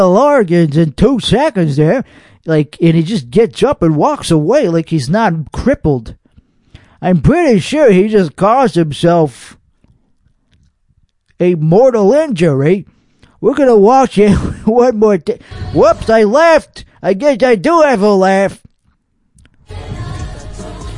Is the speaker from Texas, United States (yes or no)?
yes; Austin, Texas, United States; born or raised there; accent: Texas